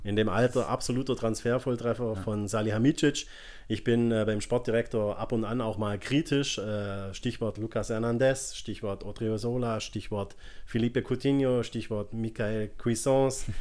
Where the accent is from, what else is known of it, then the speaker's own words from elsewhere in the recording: Swabia, Germany; moved away; ich bin ja Schwabe ursprünglich, ähm, bei uns nennt man das, er ist ein richtiger Schaffer